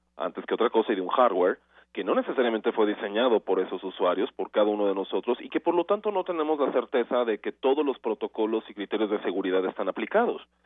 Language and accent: Spanish; Mexico; nosotros como mexicanos